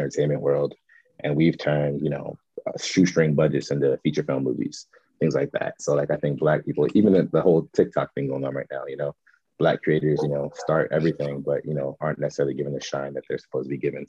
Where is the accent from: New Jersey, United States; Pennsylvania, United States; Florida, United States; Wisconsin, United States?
New Jersey, United States; Trenton; growing up in Trenton, when I grew up in the city, was a melting pot of people